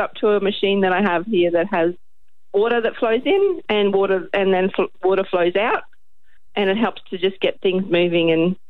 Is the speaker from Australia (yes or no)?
yes; Rockhampton, Queensland, Australia; I grew up in Rockhampton